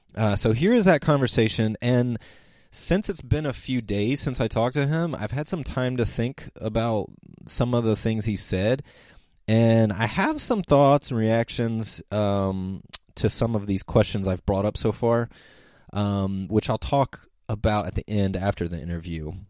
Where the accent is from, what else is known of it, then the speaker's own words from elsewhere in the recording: United States; as an American